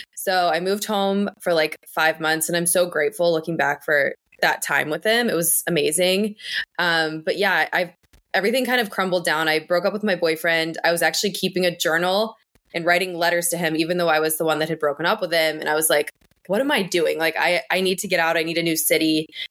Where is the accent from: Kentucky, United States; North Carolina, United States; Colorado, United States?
Kentucky, United States; northern; moved away as an adult; also born or lived in Louisville, Kentucky; now in Boston, United States; originally, I'm from Kentucky. I grew up in northern Kentucky, and I moved to Louisville for college